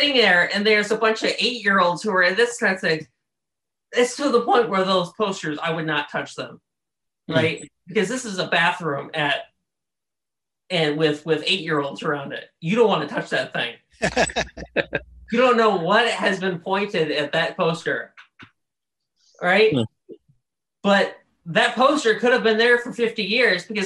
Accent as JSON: {"language": "English", "town": "Baton Rouge", "region": "Louisiana", "country": "United States", "tie": "born or raised there", "moved": "yes", "lives_now": "Birmingham, United States", "said": "I'm from Baton Rouge, and Baton Rouge, we have the nation's worst school system where I'm from"}